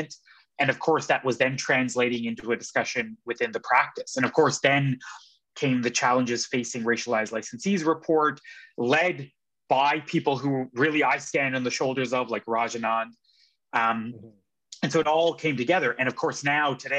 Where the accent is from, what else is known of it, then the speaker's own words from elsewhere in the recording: Edmonton, Alberta, Canada; also born or lived in British Columbia; now in Toronto, Canada; I grew up in Edmonton